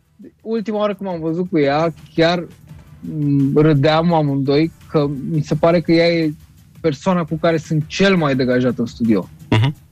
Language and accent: Romanian; Romania; Sunt român